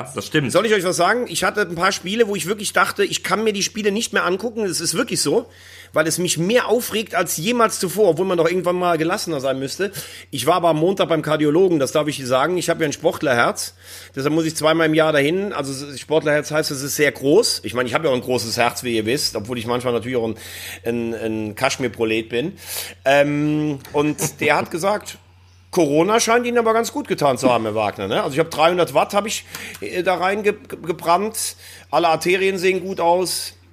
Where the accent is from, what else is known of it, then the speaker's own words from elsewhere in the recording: Andernach, Rhineland-Palatinate, Germany; moved away; nach Andernach in meine alte Heimat